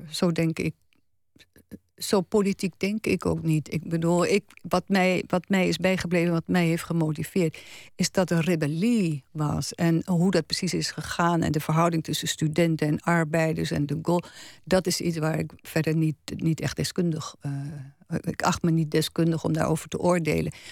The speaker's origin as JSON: {"language": "Dutch", "region": "Gelderland", "country": "Netherlands", "said": "Kijk, ik kwam uit Gelderland."}